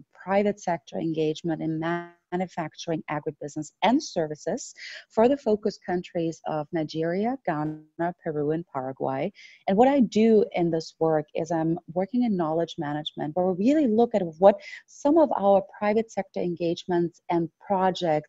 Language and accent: English; Austria; moved away; back home in my home country of Austria